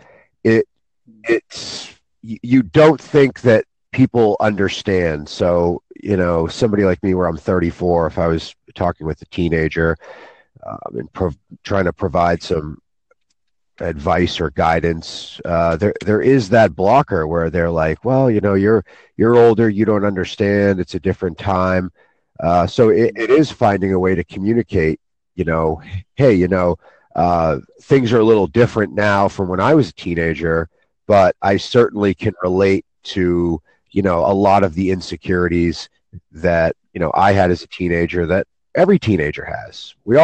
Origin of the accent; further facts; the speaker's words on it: United States; I'm from the U.S.